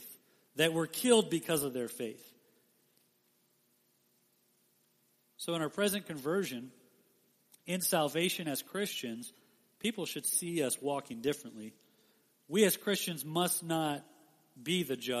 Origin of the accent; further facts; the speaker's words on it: Las Vegas, Nevada, United States; I grew up in Las Vegas my whole life